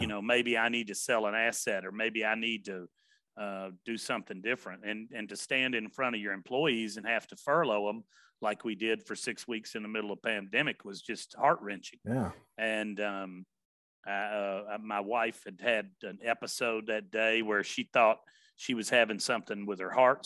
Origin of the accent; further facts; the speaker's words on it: Nashville, Tennessee, United States; also born or lived in Memphis; My family was from Covington and from Memphis. I grew up in Nashville